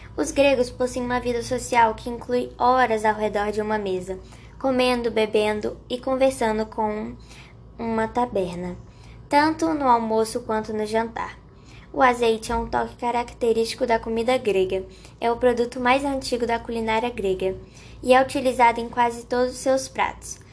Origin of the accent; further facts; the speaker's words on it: Contagem, Minas Gerais, Brazil; sou de Contagem